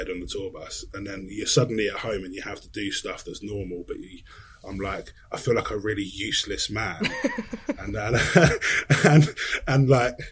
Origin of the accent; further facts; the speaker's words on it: Sussex, South East England, United Kingdom; moved away as an adult; also born or lived in London; I live back in Sussex now, pretty much where I grew up